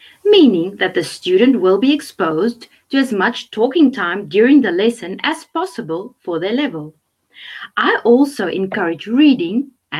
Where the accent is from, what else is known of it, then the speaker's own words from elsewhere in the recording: South Africa; I'm from South Africa